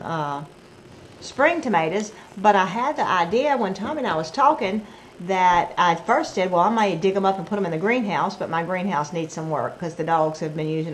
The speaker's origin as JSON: {"language": "English", "town": "Brookhaven", "region": "Mississippi", "country": "United States", "said": "we're from Brookhaven"}